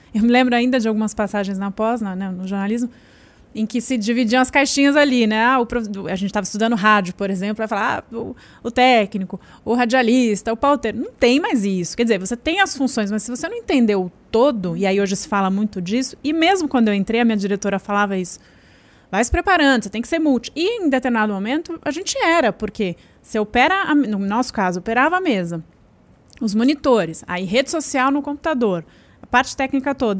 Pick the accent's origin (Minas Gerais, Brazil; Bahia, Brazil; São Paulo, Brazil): São Paulo, Brazil; Eu sou da Zona Oeste de São Paulo, de Pinheiros